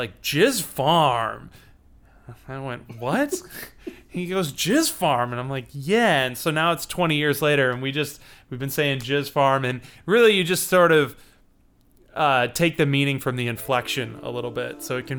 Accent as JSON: {"language": "English", "town": "Chicago", "region": "Illinois", "country": "United States"}